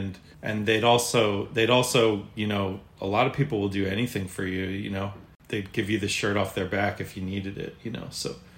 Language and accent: English; New Jersey, United States; moved away as an adult; now in Laguna Beach, United States; I was born and raised in New Jersey, about 20 minutes outside of New York City.